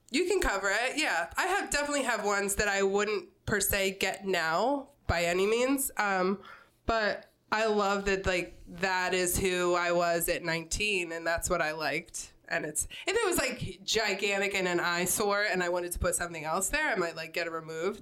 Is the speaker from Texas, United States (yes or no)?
no; Newark, Delaware, United States; also born or lived in Wilmington; I grew up in Newark um, in a neighborhood called West Branch uh, for the majority of my childhood